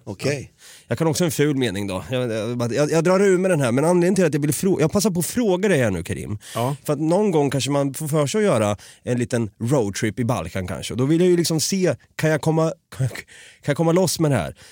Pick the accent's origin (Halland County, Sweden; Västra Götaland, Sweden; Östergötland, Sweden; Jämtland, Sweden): Östergötland, Sweden; Norrköping; accent: Östgötska; now in Stockholm, Sweden; jag är ju uppvuxen på en gata i Norrköping